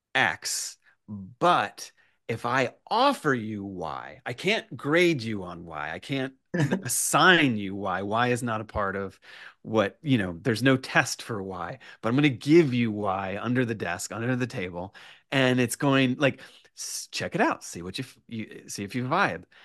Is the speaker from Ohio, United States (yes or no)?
no; Richmond, Virginia, United States; moved away as an adult; also born or lived in Roanoke, Virginia; now in New York, United States; I was raised in Richmond, Virginia